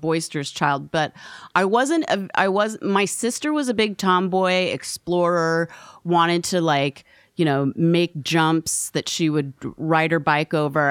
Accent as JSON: {"language": "English", "town": "Portland", "region": "Oregon", "country": "United States", "tie": "born or raised there", "also_born_or_lived": "Oakland, California", "said": "I was born in Portland, Oregon"}